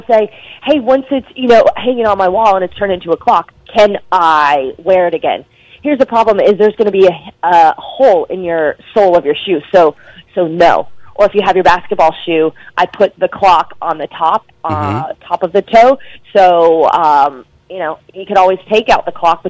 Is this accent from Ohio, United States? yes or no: no; Dallas, Texas, United States; So I asked her, in Dallas, because I'm from Dallas, Texas, there's the Dance Council